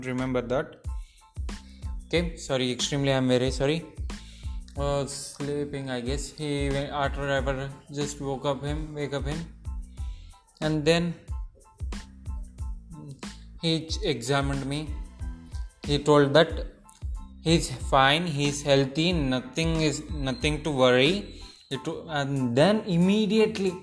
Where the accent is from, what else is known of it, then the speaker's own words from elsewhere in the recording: Nandikotkur, Andhra Pradesh, India; I was born in Nandikotkur, Kurnool district, Andhra